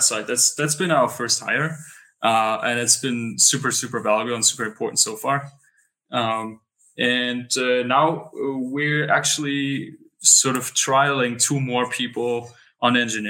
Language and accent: English; Berlin, Germany; moved away as an adult; now in Lisbon, Portugal; I come from Berlin, which is sort of, you know, the capital of Germany.